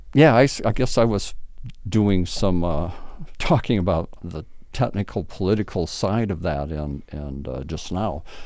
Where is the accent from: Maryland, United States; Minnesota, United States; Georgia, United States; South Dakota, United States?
Minnesota, United States; Blue Earth; now in St. Peter, United States; I grew up in Mino-, Minnesota, Blue Earth, Minnesota